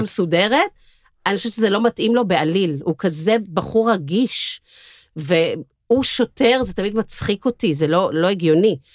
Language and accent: Hebrew; Tel Aviv, Tel Aviv District, Israel; אני דור uh, שלישי, יש מחלוקת אם זה שלישי או רביעי בתל אביב